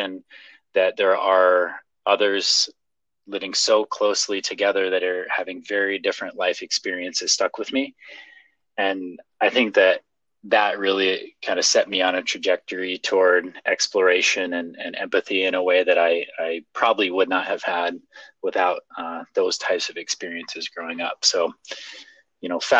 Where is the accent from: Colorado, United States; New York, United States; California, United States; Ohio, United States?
Colorado, United States; Fort Collins; moved away; also born or lived in Ethiopia; I'm originally from Fort Collins.